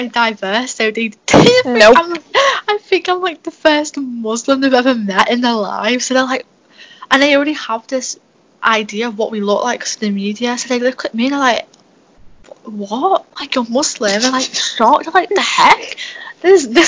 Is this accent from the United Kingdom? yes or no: yes; England, United Kingdom; because I am British. I was born and raised here. I don't know any other difference. Like, if you took me away from England, I wouldn't know what